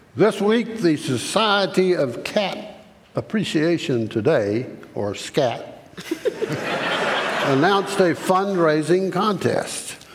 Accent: Decatur, Georgia, United States; moved away; I grew up in Decatur

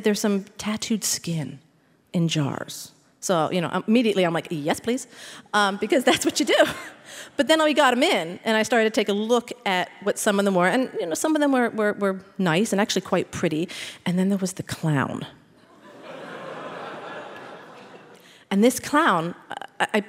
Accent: Philadelphia, Pennsylvania, United States; I'm from Philadelphia, born and raised

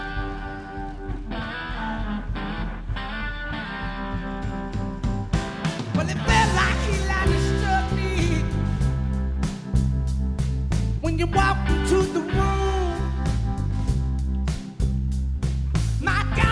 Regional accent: Alabama, United States; I came from Alabama empty-handed

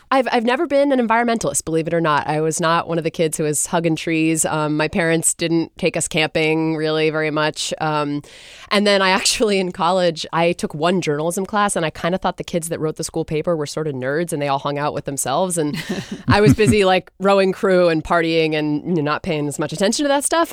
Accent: Gloucester, Massachusetts, United States; now in Seattle, United States; I grew up in Gloucester, Massachusetts, actually, um, which is a fishing town

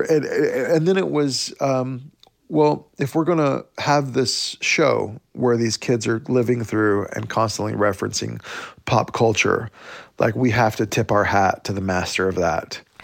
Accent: Oklahoma, United States; growing up in Indian Territory, uh, Oklahoma

